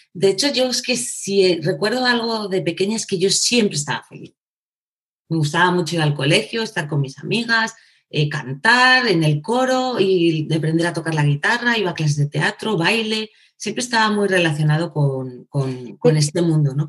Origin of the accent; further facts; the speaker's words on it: Segovia, Castile and León, Spain; soy, una mm, chica de Segovia, ¿vale? Nací en Segovia, mm. eh, castellana.